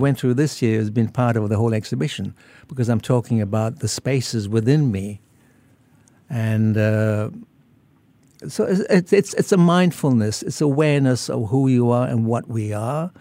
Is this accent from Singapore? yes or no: yes; Singapore; moved away as an adult; also born or lived in Muar, Johor, Malaysia / New South Wales, Australia; now in Australia; then I moved over to Singapore in nineteen fifty at the age of, um, ten, and I w, went to school here, and I finished all of m, my, my schooling in Singapore